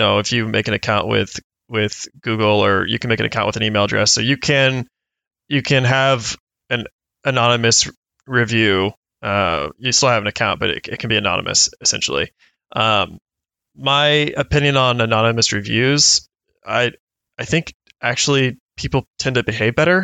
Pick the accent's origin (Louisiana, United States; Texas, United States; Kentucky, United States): Kentucky, United States; I'm from Kentucky